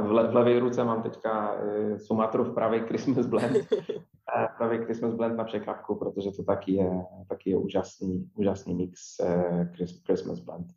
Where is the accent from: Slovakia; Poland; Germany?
Poland; small town about 80 km north of Wrocław, Lower Silesian Voivodeship; Czech is a second language; moved away as an adult; now in Prague, Czechia; jsem z Polska